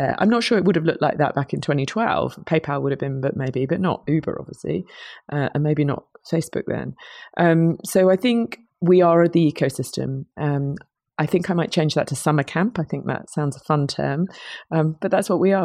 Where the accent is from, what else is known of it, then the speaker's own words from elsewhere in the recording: United Kingdom; accent: British; I'm a Brit, you might tell from my accent.